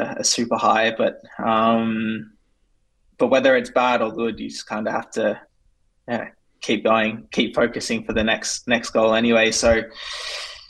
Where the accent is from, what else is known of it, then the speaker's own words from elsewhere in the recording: Australia; we're both Australian.